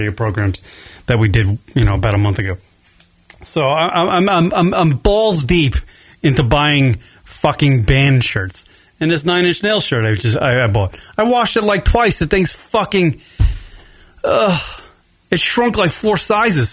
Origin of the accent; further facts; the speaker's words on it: near the Hamptons, east end of Long Island, New York, United States; now in Arizona, United States; I'm from nearly like the Hamptons. I'm pretty close to the Hamptons